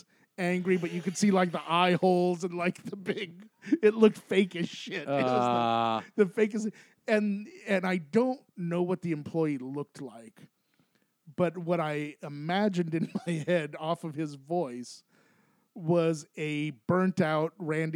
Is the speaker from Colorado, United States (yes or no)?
yes; Aurora, Colorado, United States; Aurora, Colorado.